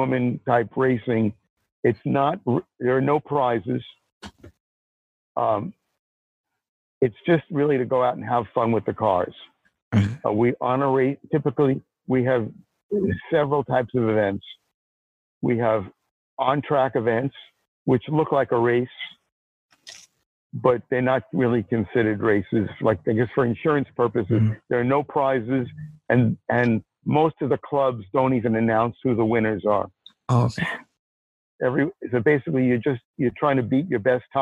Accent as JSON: {"language": "English", "town": "New York City", "region": "New York", "country": "United States", "tie": "born or raised there", "also_born_or_lived": "Chicago", "moved": "as an adult", "said": "I grew up in Brooklyn in an apartment"}